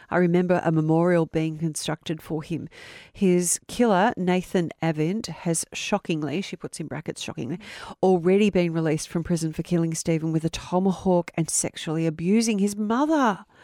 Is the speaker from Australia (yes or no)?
yes; Melton, Victoria, Australia; as I was growing up in Melton in 1994.